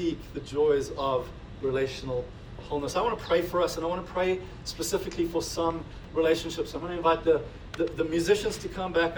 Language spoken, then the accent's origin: English; South Africa; now in United States; being South African, but now being American, but also like not living like immigrants anymore